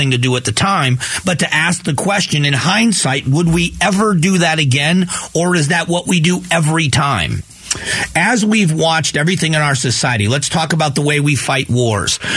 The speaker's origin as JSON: {"language": "English", "country": "United States", "said": "In the end, as Americans, shouldn't we be concerned"}